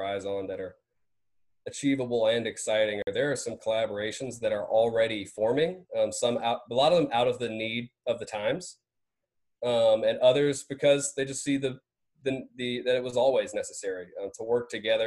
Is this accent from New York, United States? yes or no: no; Vidalia, Georgia, United States; also born or lived in Athens, Georgia; I grew up in Vidalia, Georgia